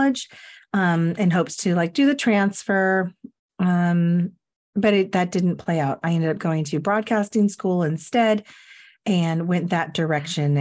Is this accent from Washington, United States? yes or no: yes; Everett, Washington, United States; I grew up in Everett in Cascade High School